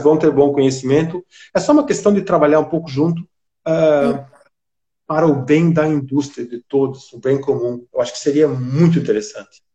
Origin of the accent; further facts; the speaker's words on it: Brazil; now in London, United Kingdom; como brasileiro, eu sou amigo do vinho brasileiro